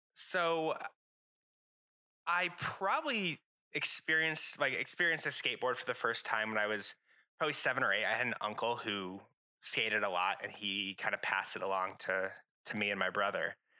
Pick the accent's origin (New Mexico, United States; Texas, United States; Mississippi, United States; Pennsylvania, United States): New Mexico, United States; Albuquerque; I'm originally from Albuquerque, New Mexico